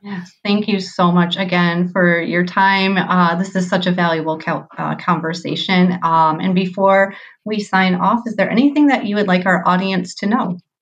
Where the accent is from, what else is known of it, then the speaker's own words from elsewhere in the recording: Midwest, United States; accent: Midwest nasally; I have my Midwest nasally accent